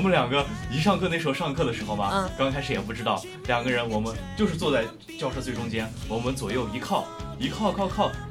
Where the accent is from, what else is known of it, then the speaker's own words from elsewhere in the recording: Xinjiang, China; moved away; 我们的新疆那边儿